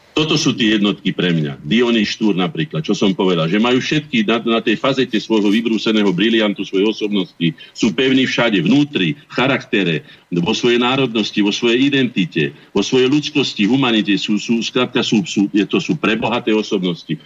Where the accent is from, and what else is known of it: Slovakia